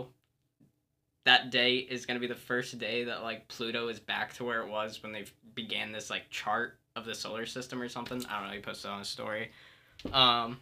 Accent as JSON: {"language": "English", "town": "Winamac", "region": "Indiana", "country": "United States", "said": "I'm from a small town in Indiana known as Winnemac"}